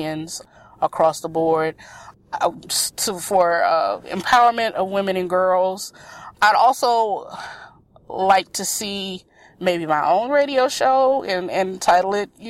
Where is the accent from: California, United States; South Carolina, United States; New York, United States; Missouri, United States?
South Carolina, United States; moved away as an adult; now in Chicago, United States; I am from South Carolina.